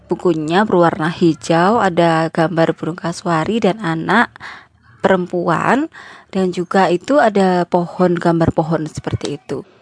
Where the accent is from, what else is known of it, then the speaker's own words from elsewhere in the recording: Java, Indonesia; waktu baca buku ini itu tuh karena saya dari Jawa ya itu kayak tersadar oh iya ternyata ada budaya ini